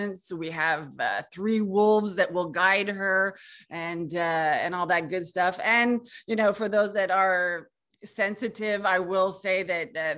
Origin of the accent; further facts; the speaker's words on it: Canada; also born or lived in Quebec; I'm from Canada and I live in Quebec